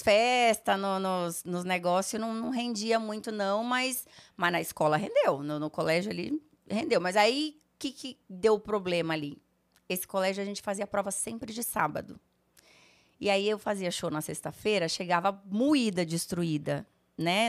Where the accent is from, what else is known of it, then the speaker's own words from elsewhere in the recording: Rolândia, Paraná, Brazil; moved away; also born or lived in Sertanópolis, Paraná / Rondônia; eu morava no interior do Paraná, gente. Eu morava em Rolândia, nasci em Sertanópolis